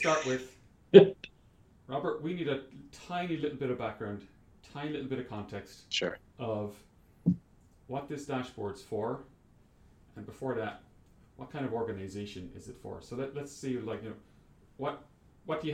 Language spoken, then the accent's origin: English; Ireland; where I grew up in Ireland